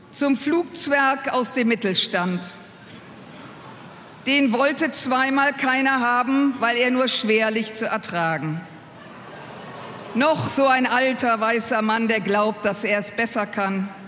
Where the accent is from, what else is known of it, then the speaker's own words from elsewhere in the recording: Düsseldorf, North Rhine-Westphalia, Germany; Äh, und ich komme aus Düsseldorf, ich bin mit dem Karneval sozialisiert worden.